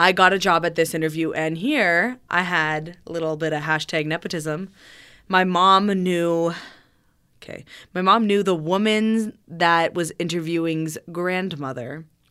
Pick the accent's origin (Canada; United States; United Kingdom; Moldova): Canada; Riverside, Ontario; I grew up in Riverside